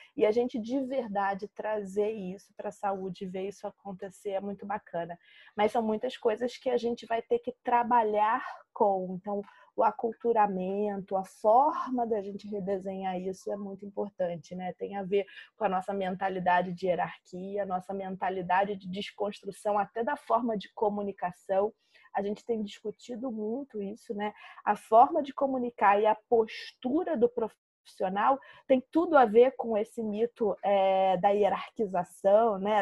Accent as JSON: {"language": "Portuguese", "country": "Brazil", "said": "aqui no Brasil"}